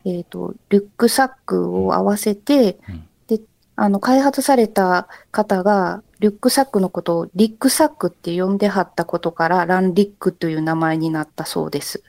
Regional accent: Kyoto, Japan; 私も京都出身で、はい、えっと、今も京都に住んでいるんですけれども

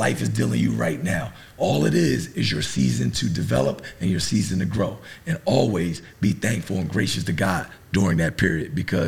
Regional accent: New Jersey, United States; I'm from New Jersey. I was, you know, born, you know, inner city, single parent household, right in the hood

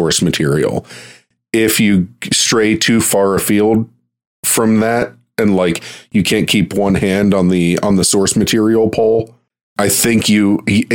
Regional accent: Pittsburgh, Pennsylvania, United States; I'm from Pittsburgh

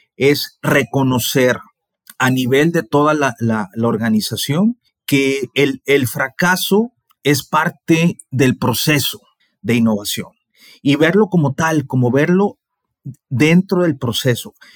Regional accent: Mexico; nosotros los mexicanos

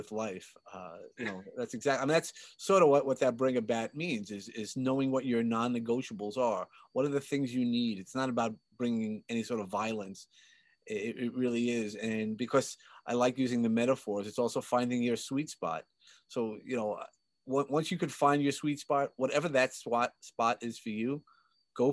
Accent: New York City, New York, United States; I grew up in Sheepshead Bay, Brooklyn

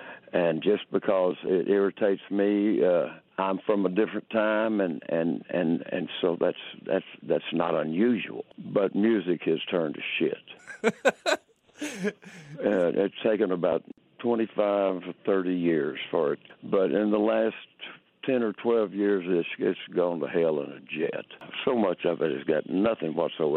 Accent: Texas, United States; moved away; I came from Texas. It's got a lot of that influence in it.

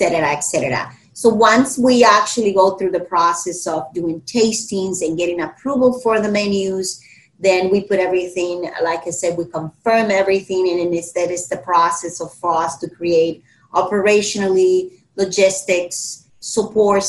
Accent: Dominican Republic; now in Miami, United States; I'm from the Dominican Republic, so we're very islanders.

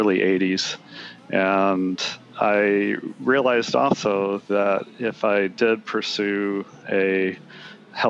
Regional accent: Rochester, New York, United States; moved away as an adult; I actually grew up in Rochester, New York, so I am a New Yorker by born and bred. And however, I got smart, and I left when I was 18

